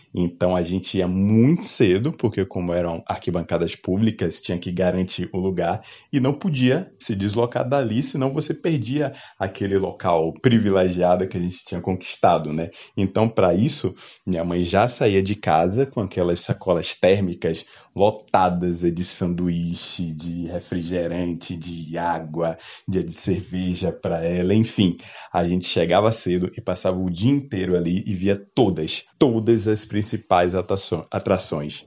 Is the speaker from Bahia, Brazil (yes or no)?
yes; Salvador, Bahia, Brazil; eu sou natural de Salvador